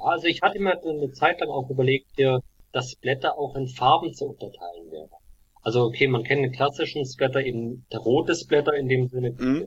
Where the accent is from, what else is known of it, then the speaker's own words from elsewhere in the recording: Black Forest, Baden-Württemberg, Germany; ich komme ja aus dem Schwarzwald.